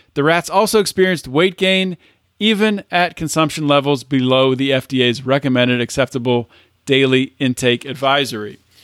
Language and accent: English; United States; I'm an American